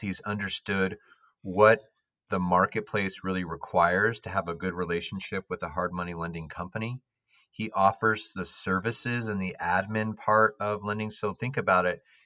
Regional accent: Palo Alto, California, United States; I grew up in Palo Alto

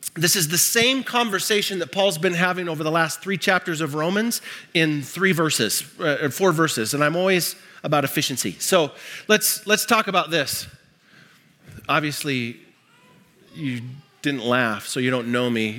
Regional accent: Libby, Montana, United States; I grew up in Montana. Um, in fact, I grew up in Libby, Montana, uh, the asbestos capital of the world.

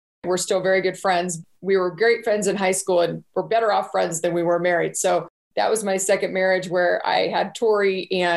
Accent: California, United States; moved away as an adult; now in Colorado, United States; I grew up in California

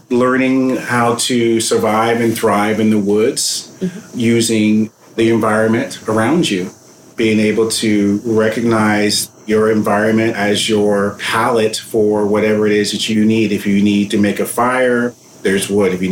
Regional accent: New York, United States; I'm a New Yorker

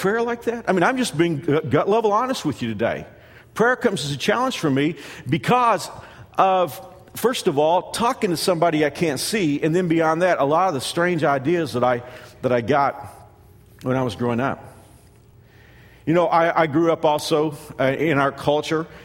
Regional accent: United States; Growing up in America

